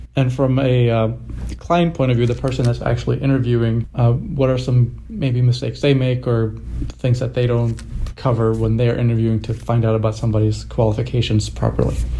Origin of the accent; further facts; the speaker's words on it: Sweden; I'm from Sweden, and the Swedish culture is not to really brag about yourself